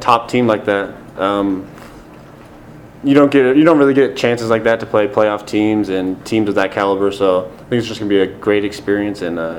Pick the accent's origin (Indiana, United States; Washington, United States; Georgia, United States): Washington, United States; moved away; I'm from Washington